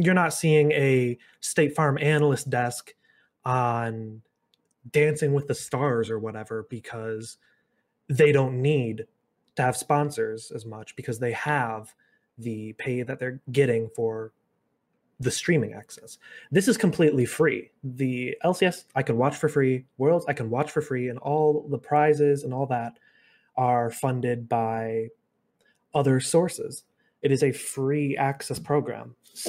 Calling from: Kalamazoo, Michigan, United States; Calling from Western Michigan University in Kalamazoo, Michigan.

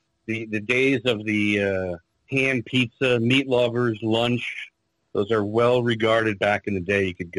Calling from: New York, United States; I'm actually in Eastern New York tonight

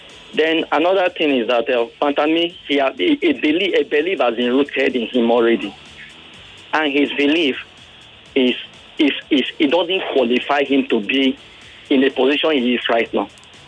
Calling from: Victoria Island, Lagos, Nigeria; I'm calling from Victoria Island.

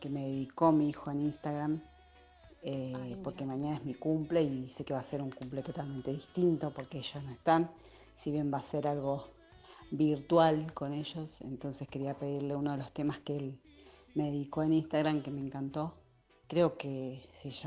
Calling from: Florencio Varela, Buenos Aires Province, Argentina; de Florencio Varela, quería pedirles un último tema antes de que terminen su, su jornada de trabajo.

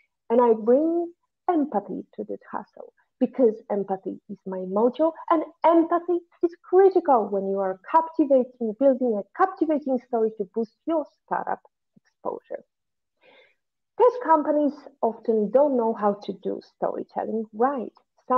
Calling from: Valletta, Malta; I'm tuning from Valletta, but actually, you're going to listen to us and watch us next week.

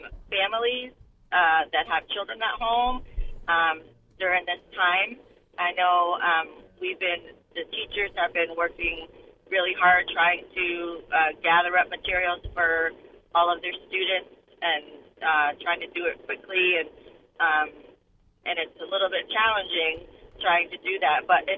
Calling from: Old Lyme, Connecticut, United States; I'm calling from Old Lyme.

